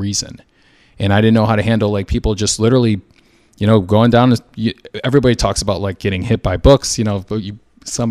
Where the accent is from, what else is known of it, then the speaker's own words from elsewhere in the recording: Schererville, Indiana, United States; now in Chicago, United States; I'm from Indiana, Schererville, Indiana. We call it the region.